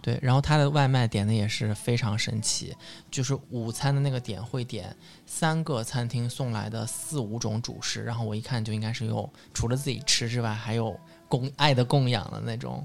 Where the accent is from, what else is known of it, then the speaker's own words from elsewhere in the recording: southern China, China; 我作为一个南方人